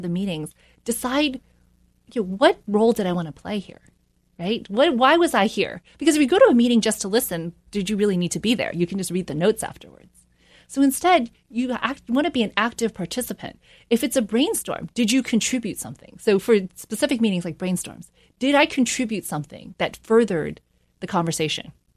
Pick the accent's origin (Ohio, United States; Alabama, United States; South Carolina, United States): South Carolina, United States; also born or lived in New York; I grew up in a small town in South Carolina.